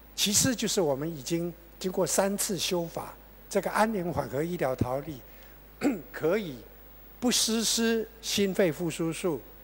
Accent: Taiwan; 我们台湾人

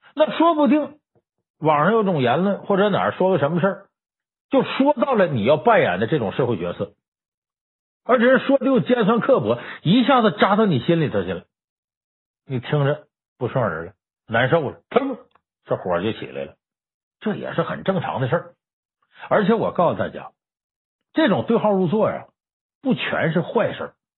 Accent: Northeast China, China; 我作为东北人，我从小在东北长大

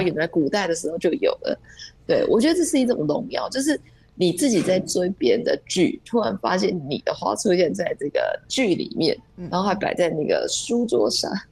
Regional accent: Taiwan; 对我们台湾人而言

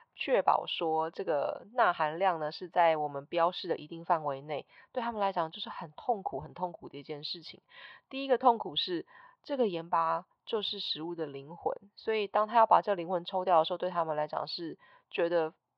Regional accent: Taiwan; moved away as an adult; also born or lived in New York, United States; 回到台湾刚开始在经营I G的时候

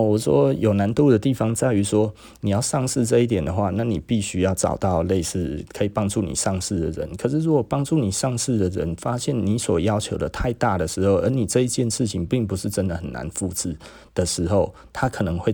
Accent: Taiwan; 我们台湾人

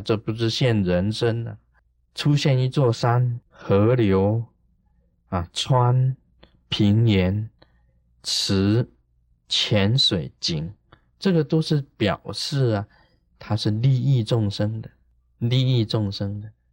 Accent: Taiwan; 我们台湾话

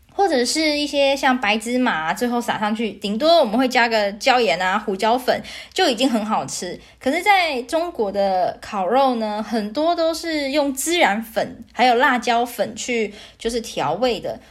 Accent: Taiwan; moved away as an adult; now in Vancouver, Canada; 毕竟我也是台湾人，从小到大也都吃台湾口肉酱长大

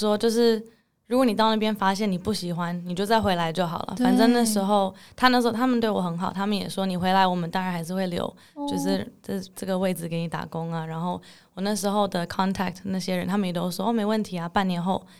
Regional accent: Netherlands; also born or lived in Hong Kong / Singapore / United Kingdom; now in Taiwan; 我妈妈是台湾人，爸爸是英国人。然后我小时候其实在香港长大，但是其实住不到一年就搬到新加坡。新加坡住了三年之后，到了英国住了四年。英国之后又搬到荷兰，那大部分的时间都是在荷兰长大。

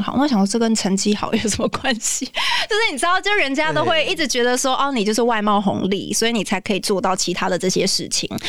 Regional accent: Taipei, Taiwan; 我就是在那边出生长大的，

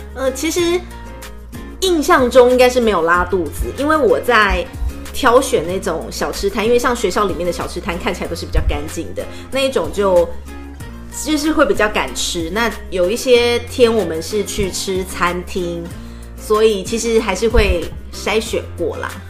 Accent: Taiwan; 我们台湾人

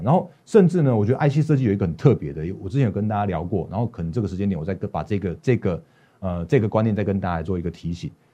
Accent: Taiwan; 我们台湾这边

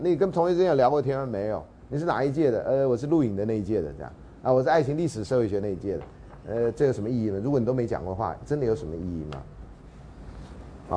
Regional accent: Taiwan; 我们台湾话

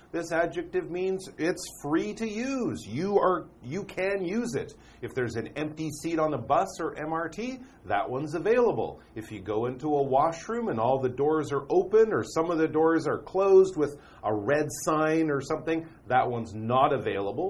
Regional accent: Canada; I have a British passport because I'm from Canada

